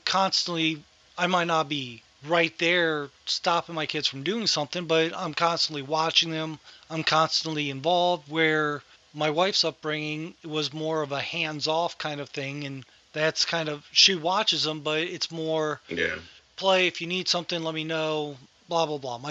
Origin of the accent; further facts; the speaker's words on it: Ohio, United States; growing up in Ohio